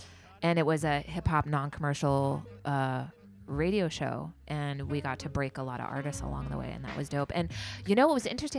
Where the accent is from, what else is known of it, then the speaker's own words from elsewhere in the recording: the Bay Area, California, United States; I'm from the Bay